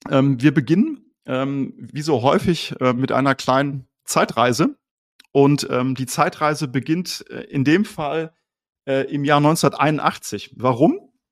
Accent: Colombia; now in Germany; Äh, ich bin nämlich in Kolumbien aufgewachsen und ähm, das ist nun ein Tacken näher am Äquator als Deutschland.

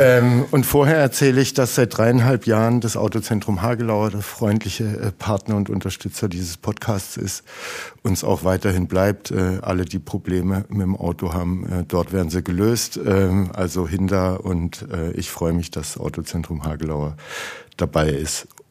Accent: Heilbronn, Baden-Württemberg, Germany; wir sind aus Heilbronn

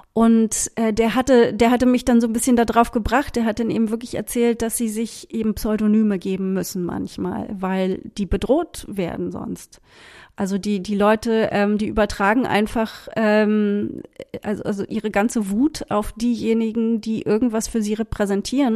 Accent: Berlin, Germany; Ich bin ja in West-Berlin aufgewachsen

